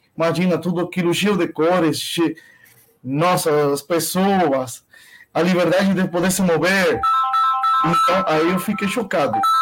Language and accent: Portuguese; Cuba; Portuguese is a second language; moved away as an adult; also born or lived in Nicaragua / Alagoas, Brazil; now in São Paulo, Brazil; nasci em Cuba